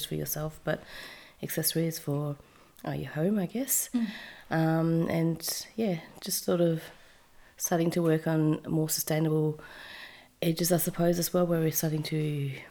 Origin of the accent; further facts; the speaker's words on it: Perth, Western Australia, Australia; moved away as an adult; also born or lived in Japan; now in Melbourne, Australia; So I'm from Perth. Little old Perth. And yeah, so I lived there obviously my whole life